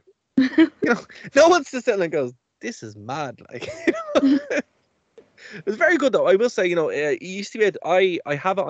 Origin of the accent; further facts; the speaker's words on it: Ireland; as an Irish person